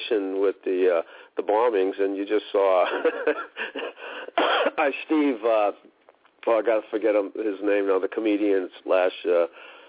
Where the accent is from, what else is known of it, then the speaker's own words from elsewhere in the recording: Boston, Massachusetts, United States; Boston itself, I mean, I grew up right in the center of it